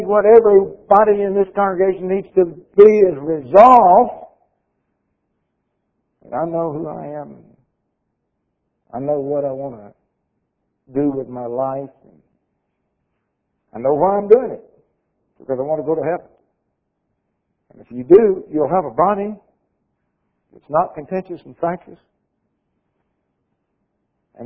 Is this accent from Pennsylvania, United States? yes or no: no; Jacksonville, Florida, United States; I was raised in Jacksonville, Florida